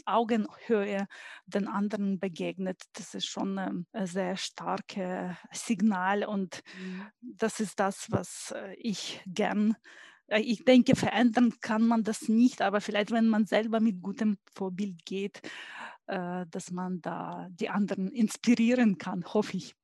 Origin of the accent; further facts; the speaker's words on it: Ukraine; German is a second language; moved away as an adult; now in Stuttgart, Germany; Ich bin gebürtige Ukrainerin und ähm, bin ähm, hier in äh, Stuttgart seit über 20 Jahren